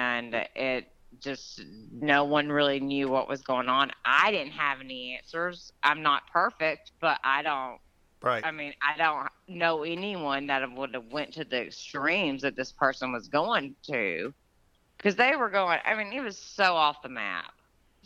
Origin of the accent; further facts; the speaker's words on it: Georgia, United States; my hometown where I grew up in Georgia